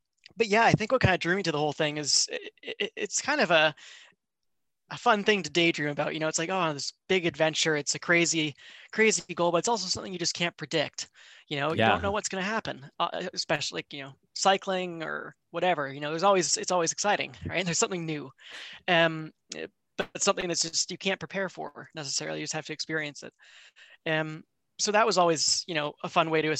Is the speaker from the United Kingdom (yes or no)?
no; Vancouver, British Columbia, Canada; I grew up in Vancouver, Canada